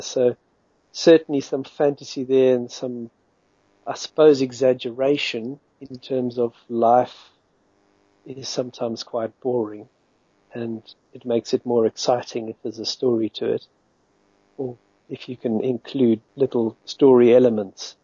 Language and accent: English; Western Cape, South Africa; moved away as an adult; now in United Kingdom; I'm from South Africa. I'm currently in the UK. I've been here for seven or eight years now grew up fl- flying in the mountains, the Western Cape Mountains around Cape Town